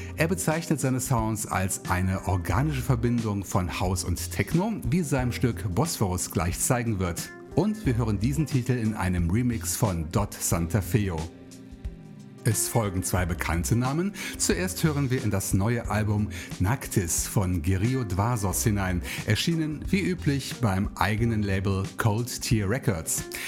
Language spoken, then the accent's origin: German; southern Voreifel, North Rhine-Westphalia, Germany; now in Bonn, Germany; Es geht zurück zu meinen Wurzeln in die südliche Voreifel in mein Heimatdorf